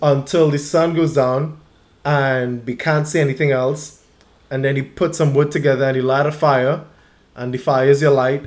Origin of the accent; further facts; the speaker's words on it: Trinidad & Tobago; also born or lived in Baltimore; now in San Diego, United States; growing up in my neighborhood in Trinidad, I spent an enormous amount of time on the basketball court